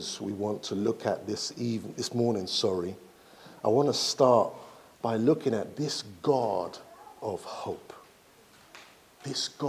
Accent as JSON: {"language": "English", "country": "Nigeria", "said": "I'm from Nigeria"}